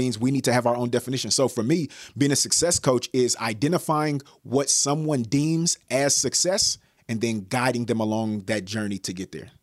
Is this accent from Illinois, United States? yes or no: no; Bay Area, California, United States; I'm from the Bay Area